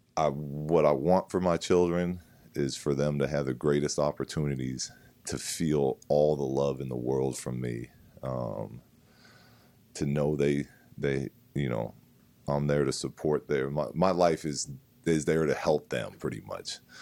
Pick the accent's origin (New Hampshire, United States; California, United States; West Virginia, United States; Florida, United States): California, United States; San Diego; We grew up in San Diego